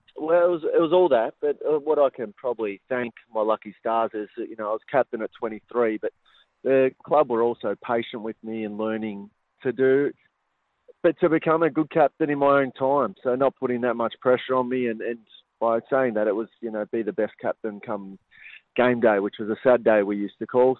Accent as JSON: {"language": "English", "town": "Bendigo", "region": "Victoria", "country": "Australia", "tie": "born or raised there", "said": "I grew up in Bendigo"}